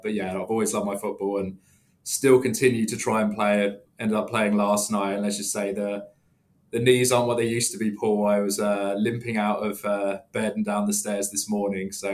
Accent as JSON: {"language": "English", "town": "Letchworth Garden City", "region": "East of England", "country": "United Kingdom", "tie": "born or raised there", "moved": "yes", "lives_now": "London, United Kingdom", "said": "Just about an hour north of London, in a small town in Hertfordshire called Letchworth Garden City"}